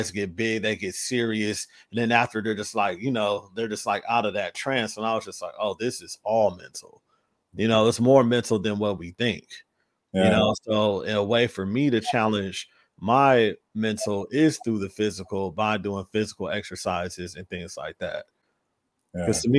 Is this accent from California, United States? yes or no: yes; Los Angeles, California, United States; I'm from